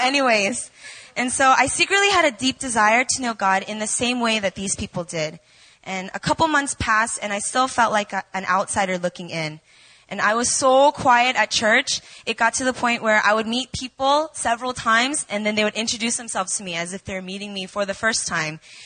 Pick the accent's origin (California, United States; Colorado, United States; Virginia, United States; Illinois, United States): Virginia, United States; moved away as an adult; now in Seoul, South Korea; I was born and raised in Virginia